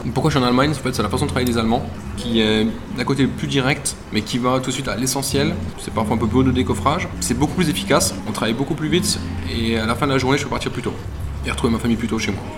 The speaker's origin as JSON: {"language": "French", "country": "France", "tie": "born or raised there", "moved": "as an adult", "lives_now": "Berlin, Germany", "said": "Je suis né en France"}